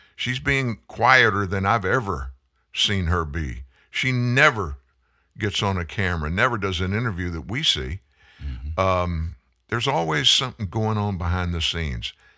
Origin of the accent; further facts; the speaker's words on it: Lafayette, Louisiana, United States; also born or lived in Houston, Texas; I'm from way South. I'm from Lafayette, Louisiana